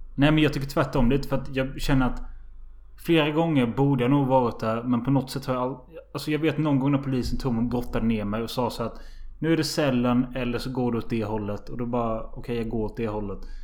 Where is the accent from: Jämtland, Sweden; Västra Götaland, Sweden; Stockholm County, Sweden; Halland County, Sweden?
Halland County, Sweden; Halmstad; jag är från Halmstad